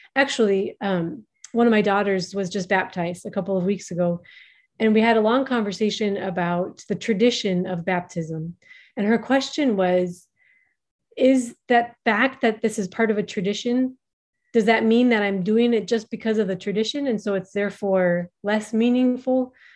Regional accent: Minnesota, United States; moved away as an adult; also born or lived in Somaliland; now in Djibouti; I am an American originally from Minnesota

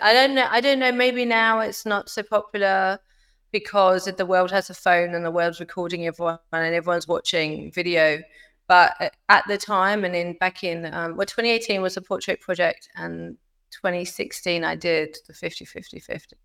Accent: United Kingdom; moved away as an adult; now in Florida, United States; me being British

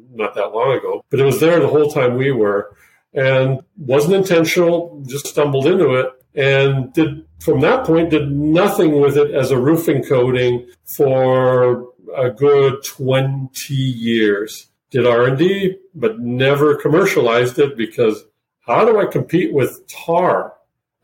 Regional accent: Switzerland; moved away; I'm originally from Switzerland, so an okay handle on the German language

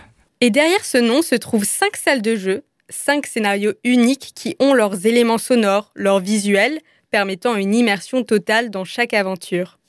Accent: Strasbourg, Grand Est, France; moved away as an adult; also born or lived in Lyon; une petite Strasbourgeoise qui a passé deux ans à Lyon et qui avait bien besoin de retrouver ses racines. Cette petite Strasbourgeoise, c'est moi

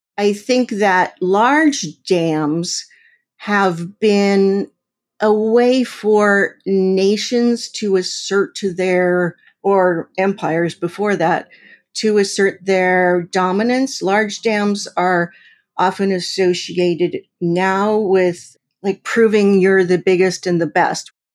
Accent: Mojave Desert, California, United States; now in Missouri, United States; I grew up in the Mojave Desert in California at a weapons development center.

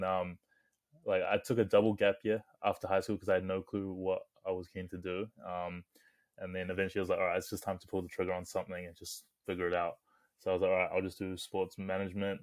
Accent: Hamilton, Waikato, New Zealand; also born or lived in Cambridge, New Zealand / Palmerston North, New Zealand; So I grew up in Hamilton. I mean, I was in Cambridge at like a young age, which is just like outside of Hamilton.

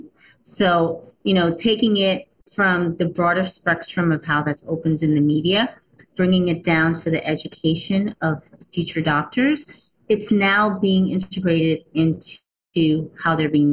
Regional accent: New York, United States; my family is from Puerto Rico. I was born here in New York, but still very close to my roots

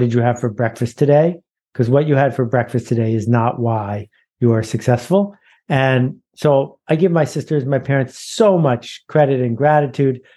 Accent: Mount Vernon, New York, United States; I was born in New York, but I grew up in Mount Vernon, which is about 11 miles from New York City

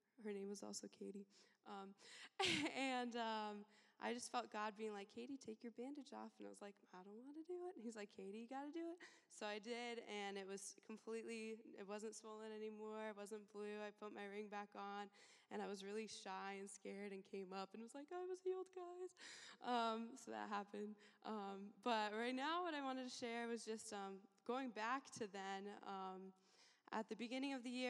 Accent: Alaska, United States; moved away as an adult; now in Champaign, United States; I'm from Alaska

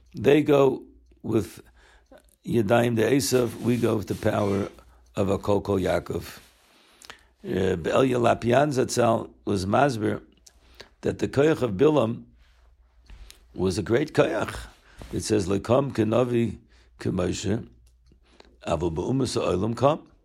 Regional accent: Baltimore, Maryland, United States; now in Israel; I grew up here in Baltimore

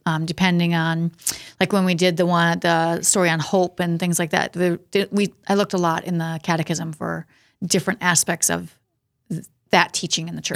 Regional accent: Watertown, South Dakota, United States; I'm from Watertown, Castlewood area originally

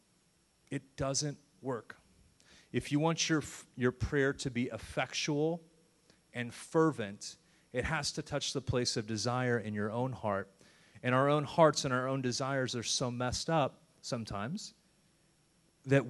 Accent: United States; I love being an American

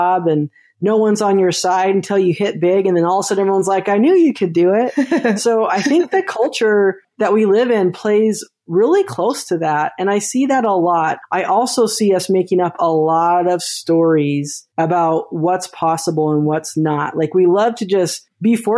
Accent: Utah, United States; I'm from Utah. So when you're born in Utah, that's the joke, is you get handed your own little MLM. My mom had a friend that sold Avon

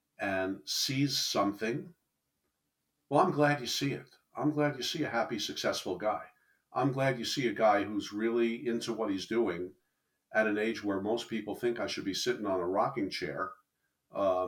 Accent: New Jersey, United States; I'm from New Jersey

